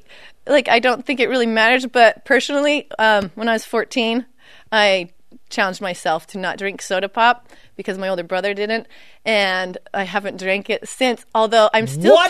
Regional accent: Beaver, Utah, United States; growing up in Beaver

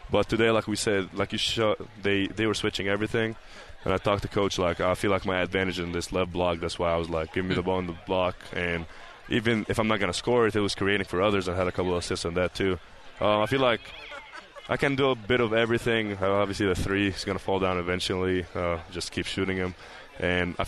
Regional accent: Egypt; also born or lived in North Carolina; now in Provo, United States; I'm from Egypt

